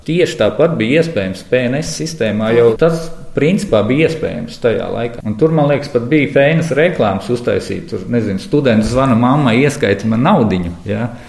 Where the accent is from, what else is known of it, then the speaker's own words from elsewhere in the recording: Riga, Latvia; Imantā jau, man liekas, tādā ziņā ļoti forši. Tur ir liels meža masīvs, es dzīvoju tieši blakus.